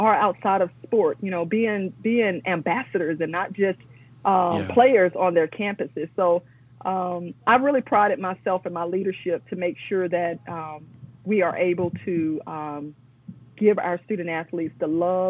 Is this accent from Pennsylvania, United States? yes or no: no; Atlanta, Georgia, United States; Also from Atlanta, Georgia, so the home of civil rights